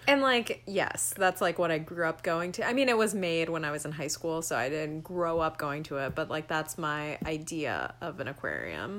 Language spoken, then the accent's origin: English; Georgia, United States; I'm from Georgia